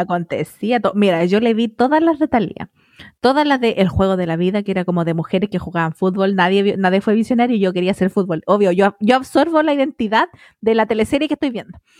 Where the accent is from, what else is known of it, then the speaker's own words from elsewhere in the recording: Melipilla, Santiago Metropolitan Region, Chile; teníamos el cable de ahí de mi pueblo, pues Melivisión